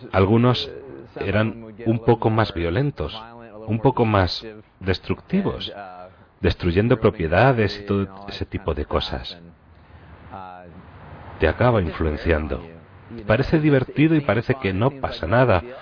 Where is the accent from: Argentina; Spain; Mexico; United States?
United States; Jacksonville, Florida; Nos trasladamos aquí a Florida simplemente por el clima cuando yo tenía unos tres años.